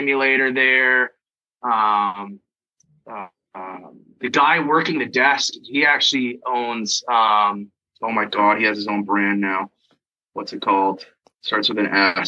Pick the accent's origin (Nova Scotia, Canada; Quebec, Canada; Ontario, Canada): Ontario, Canada; Schomberg; also born or lived in Toronto, Canada; now in Newmarket, Canada; when I was a kid, I grew up in Schaumburg, so small town Schaumburg is in King Township area.